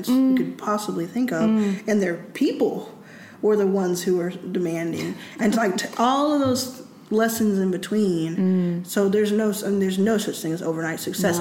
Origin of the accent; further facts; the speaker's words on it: Texas, United States; I grew up in Texas